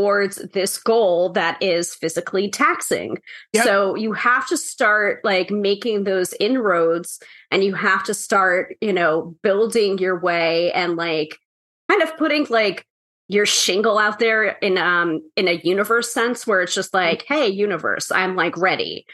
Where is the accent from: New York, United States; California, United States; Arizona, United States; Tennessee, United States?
New York, United States; the New Yorker.